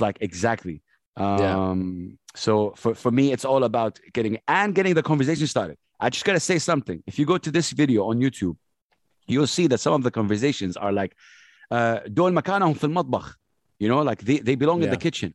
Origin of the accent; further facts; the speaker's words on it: Jeddah, Makkah Province, Saudi Arabia; English is a second language; also born or lived in Sharjah; I grew up in Jeddah, Saudi Arabia.